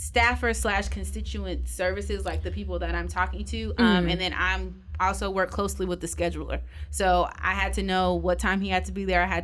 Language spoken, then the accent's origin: English; Los Angeles, California, United States; I'm originally from Los Angeles, California, South Central